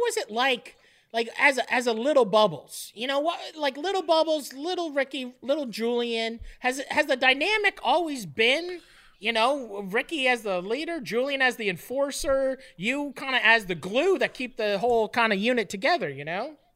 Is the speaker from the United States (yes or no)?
no; Canada; Being Canadian